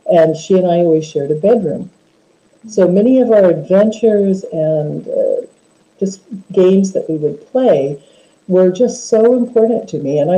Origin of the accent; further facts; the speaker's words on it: Homer, Alaska, United States; I was born and raised in Alaska